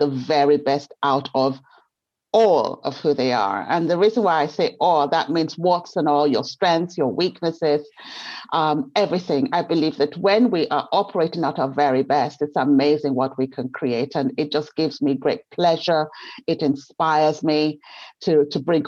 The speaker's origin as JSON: {"language": "English", "country": "Nigeria", "tie": "born or raised there", "moved": "yes", "said": "I grew up in Nigeria"}